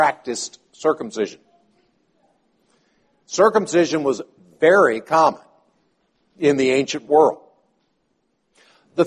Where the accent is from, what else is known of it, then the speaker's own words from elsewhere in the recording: the South, United States; growing up in the South